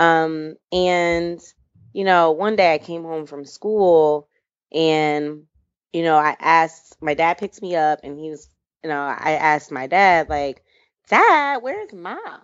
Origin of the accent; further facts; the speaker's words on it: Michigan, United States; I am from Michigan. Um, I was raised by two awesome, loving parents